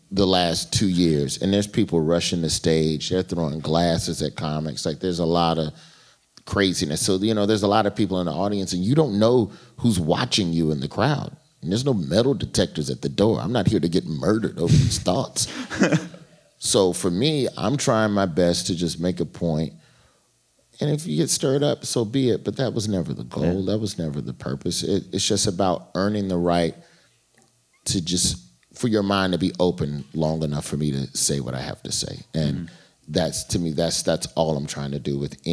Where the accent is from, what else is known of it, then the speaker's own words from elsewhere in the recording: Birmingham, Alabama, United States; I'm from Birmingham, Alabama